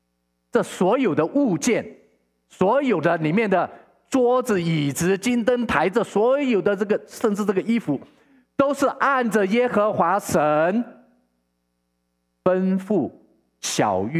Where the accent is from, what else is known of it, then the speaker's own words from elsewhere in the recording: Taiwan; now in Vancouver, Canada; 牧师以前认识一个认识一个老朋友，他是跟我一起从从台湾移民到加拿大的。